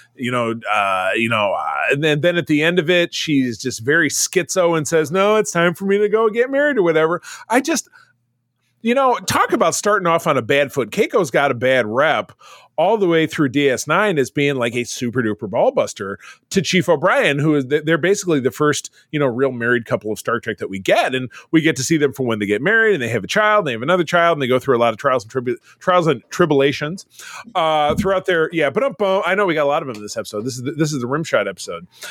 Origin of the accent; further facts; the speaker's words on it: Detroit, Michigan, United States; I'm from Detroit